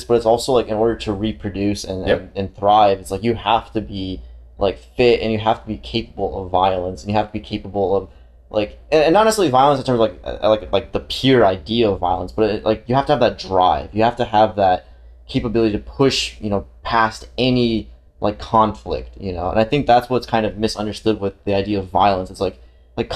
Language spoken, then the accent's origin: English; Romania; now in United States; I'm literally, like, right next to Ukraine. Like, it's my home country